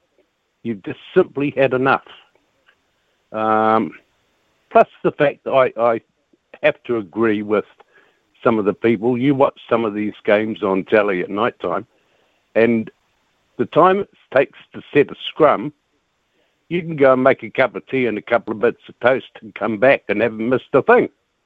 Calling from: Invercargill, Southland, New Zealand

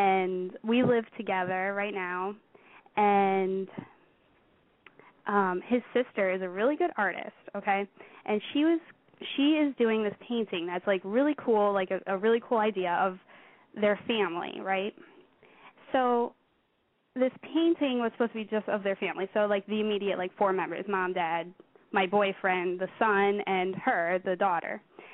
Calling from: Pennsylvania, United States; I am 18 years old, and I live in Pennsylvania.

